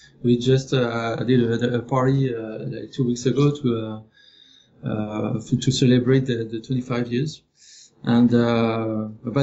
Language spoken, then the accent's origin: English; France; moved away as an adult; also born or lived in Paris, France; now in Montreal, Canada; So I am from France. I studied my 3D art school in Paris. I came here in Montreal in 2010